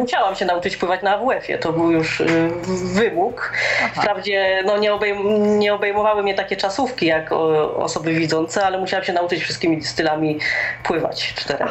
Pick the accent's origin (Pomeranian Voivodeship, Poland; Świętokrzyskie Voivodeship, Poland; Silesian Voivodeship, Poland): Silesian Voivodeship, Poland; Rybnik; also born or lived in Laski near Warsaw / Katowice; pochodzę z Rybnika. Jest to miejscowość na Górnym Śląsku